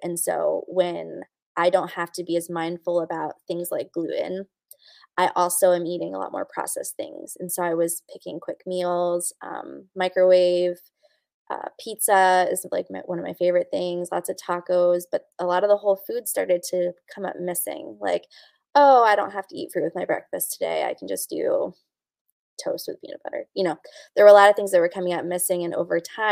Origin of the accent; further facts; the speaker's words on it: North Carolina, United States; now in Pennsylvania, United States; I'm from North Carolina